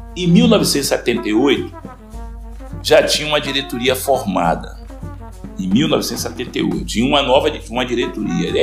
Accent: Salvador, Bahia, Brazil; eu vim para minha velha guarda aqui, onde eu fui criado também aqui no centro histórico, né? Na parte da Santa Isabel, eu fui criado no Gavetão.

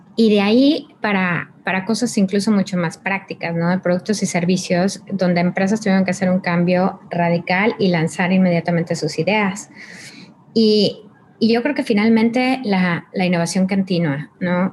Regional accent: Mexico; yo soy mexicana

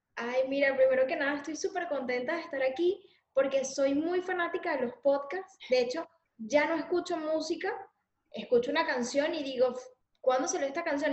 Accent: Valencia, Carabobo, Venezuela; accent: Venezuelan; moved away as an adult; also born or lived in San Felipe, Yaracuy, Venezuela; now in Spain; yo nací en Valencia y ahí estuve hasta los 9, 10 años

